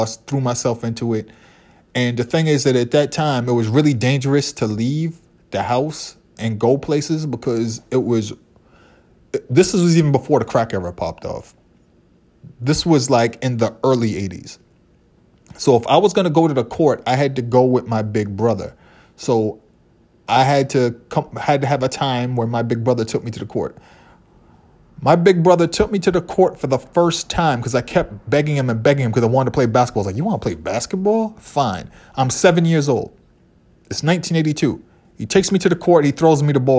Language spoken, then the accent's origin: English; Boston, Massachusetts, United States; growing up in Boston, you couldn't avoid basketball. If you were a brown kid who grew up in my neighborhood